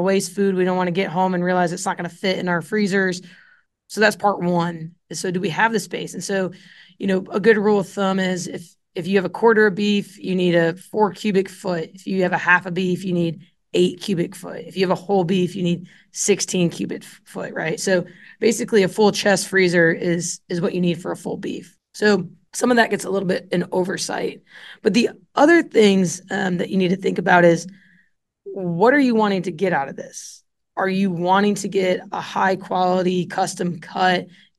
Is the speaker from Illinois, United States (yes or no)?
yes; Illinois, United States; I grew up in Central Illinois, and I got into meat at a pretty young age through the 4-H and FFA meat judging circuit.